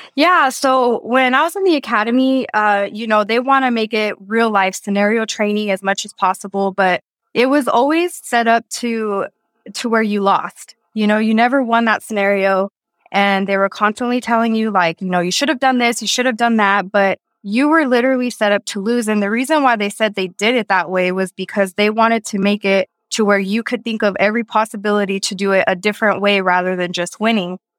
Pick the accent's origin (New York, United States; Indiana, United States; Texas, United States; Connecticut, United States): Texas, United States; moved away as an adult; also born or lived in New Mexico; now in Thailand; I'm from Texas